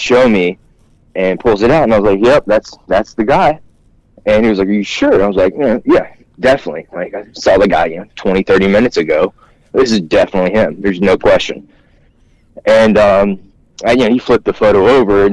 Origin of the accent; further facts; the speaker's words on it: South Louisiana, United States; also born or lived in South Georgia; we grew up in South Louisiana